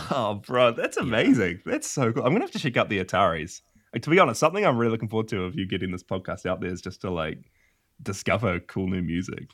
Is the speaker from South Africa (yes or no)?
no; Whangarei, Northland, New Zealand; I live in a little country called New Zealand, um, in a tiny little town called Whangarei and I've I've been here my whole life